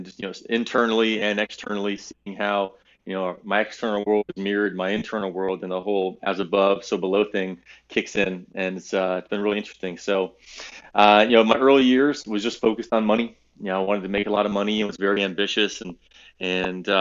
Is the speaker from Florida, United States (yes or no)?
yes; Valrico, Florida, United States; also born or lived in Naples, Florida; I'm from Valrico, Florida. I'm a Central Florida kid